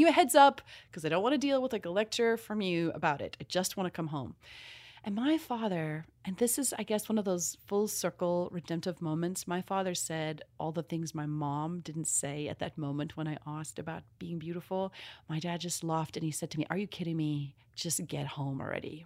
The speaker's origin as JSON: {"language": "English", "country": "South Africa", "moved": "yes", "said": "I'm from South Africa originally"}